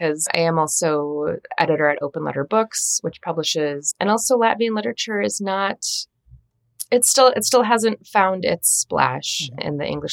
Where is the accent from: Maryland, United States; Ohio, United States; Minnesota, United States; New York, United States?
Minnesota, United States; I grew up in Minnesota